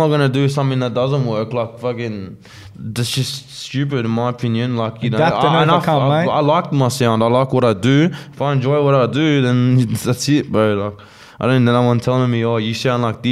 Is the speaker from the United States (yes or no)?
no; Australia; accent: Aussie; I'm using my Aussie accent